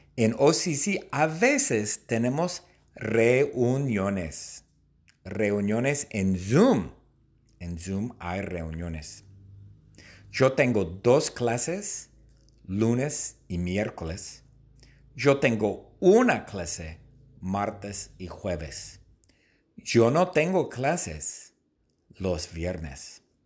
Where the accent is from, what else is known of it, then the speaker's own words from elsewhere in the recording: Long Beach, California, United States; Yo nací en Long Beach, en el hospital que se llama St. Mary's